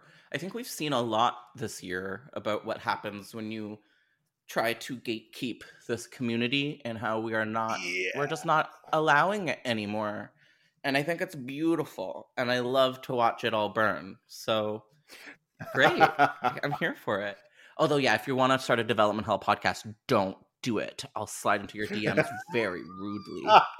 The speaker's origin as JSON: {"language": "English", "country": "Canada", "said": "I mean, I am Canadian, where... so yes."}